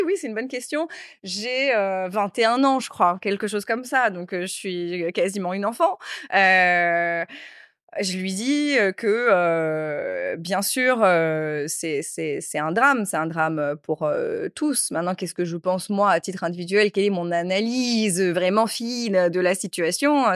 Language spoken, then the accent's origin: French; Créteil, Île-de-France, France; also born or lived in Corsica / Bastia; d'où je viens, j'ai grandi à Créteil, à Paris.